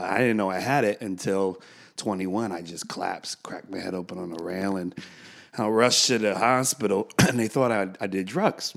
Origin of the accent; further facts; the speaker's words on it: United States; I'm an American